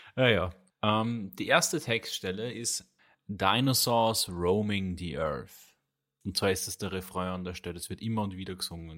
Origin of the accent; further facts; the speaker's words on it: Austria; bei uns in Österreich